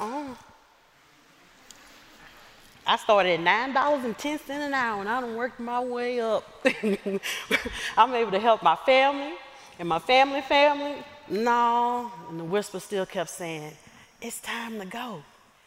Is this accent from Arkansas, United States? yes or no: yes; Lewisville, Arkansas, United States; moved away as an adult; also born or lived in Pine Bluff, Arkansas / Georgia; Growing up in Southwest Arkansas in a small town called Lewisville